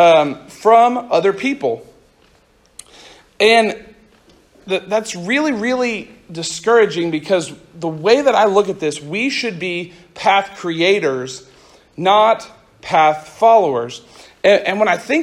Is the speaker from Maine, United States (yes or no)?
no; Central Oklahoma, United States; I grew up in Central Oklahoma